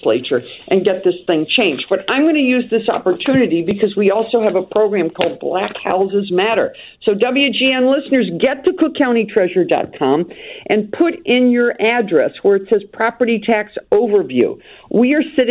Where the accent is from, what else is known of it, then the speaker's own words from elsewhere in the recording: Wheeling, West Virginia, United States; now in Chicago, United States; my hometown in Wheeling, West Virginia